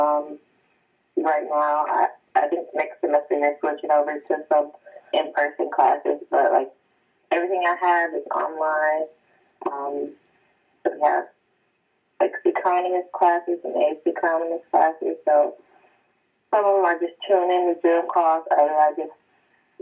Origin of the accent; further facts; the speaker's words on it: Oak Park, Michigan, United States; I am from Oak Park, Michigan. It's a little town bordering like Detroit, across 8 miles, and south